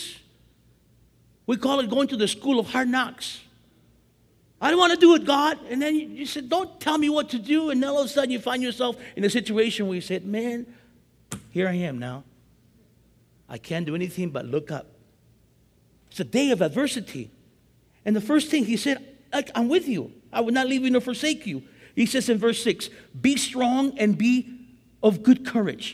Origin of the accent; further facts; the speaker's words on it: East Los Angeles, California, United States; my wife and I, we want to get out because we're both from East